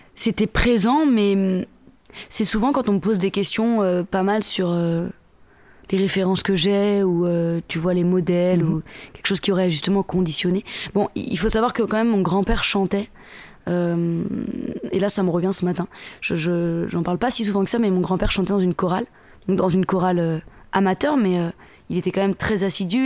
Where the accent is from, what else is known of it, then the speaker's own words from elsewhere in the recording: Le Mée-sur-Seine, Île-de-France, France; je viens de banlieue parisienne, en Seine-et-Marne, dans le 77, donc en île de france à côté d'une ville qui s'appelle Melun. la ville d'où je viens, c'est Lemay-sur-Seine, précisément.